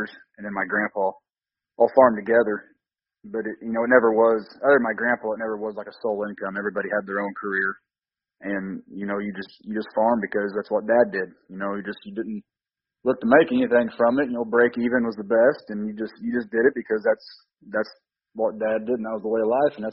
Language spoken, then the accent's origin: English; Southern Illinois, United States; I just, grew up here, Southern Illinois